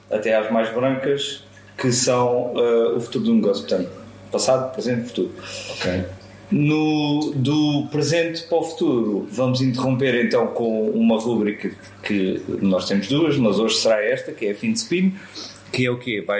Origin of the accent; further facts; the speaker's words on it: Barreiro, Setúbal, Portugal; Que idade é que tens? Tenho 47 anos. De onde é que és? sou do Barreiro.